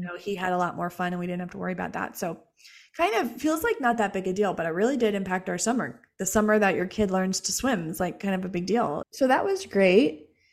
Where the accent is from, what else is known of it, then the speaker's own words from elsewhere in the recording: Jacksonville, Florida, United States; moved away; We're from Jacksonville. We spent our whole childhood and, uh, adolescence there.